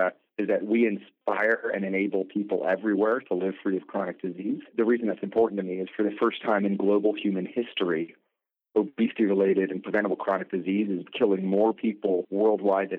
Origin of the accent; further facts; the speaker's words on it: Colorado, United States; moved away as an adult; I grew up in Colorado